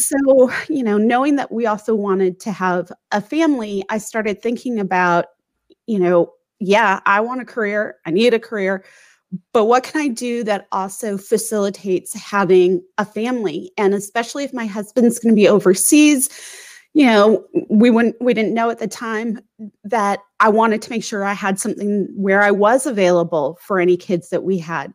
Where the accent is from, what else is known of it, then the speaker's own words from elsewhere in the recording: St. Louis, Missouri, United States; moved away as an adult; also born or lived in Washington, D.C. / Northern Virginia; now in San Diego, United States; I grew up mostly in St. Louis